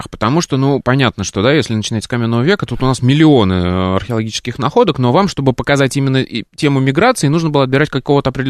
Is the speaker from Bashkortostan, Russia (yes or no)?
no; Samara, Samara Oblast, Russia; now in Moscow, Russia; Тема актуальная для меня, как для коренного, в кавычках, москвича с 13-летним стажем, приехавшим сюда из Самары.